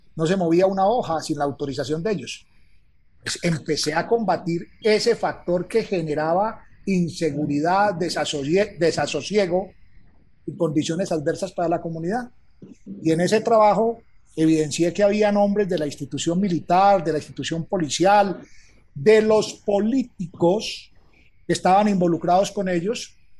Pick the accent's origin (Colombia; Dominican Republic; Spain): Colombia; Calarcá, Quindío; mi pueblo, en Calarcá, Quindío, que en ese tiempo era Viejo Caldas